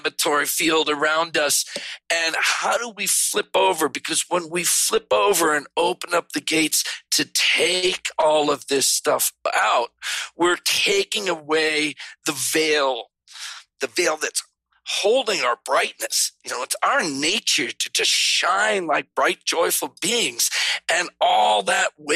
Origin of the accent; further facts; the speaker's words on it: East Coast, United States; moved away; I'm from the East Coast.